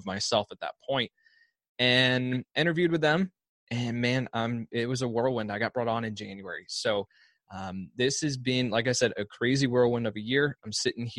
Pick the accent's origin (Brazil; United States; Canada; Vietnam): United States; outside the Chicago area, Illinois; I grew up outside the Chicago area